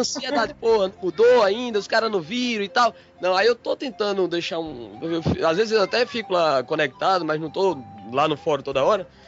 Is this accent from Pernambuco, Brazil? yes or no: yes; Pernambuco, Brazil; accent: matuto; O pernambucano aqui, fala matuto, né? mas é, o sotaquezinho é um pouquinho diferente do de vocês